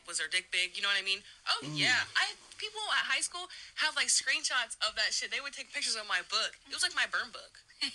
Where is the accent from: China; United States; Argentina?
United States; Indiana; I'm from Indiana